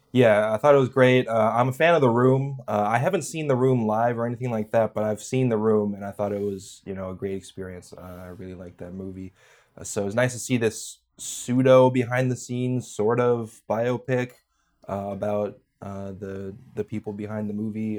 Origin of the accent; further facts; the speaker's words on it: California, United States; moved away as an adult; also born or lived in New York; I grew up in California and moved to New York for college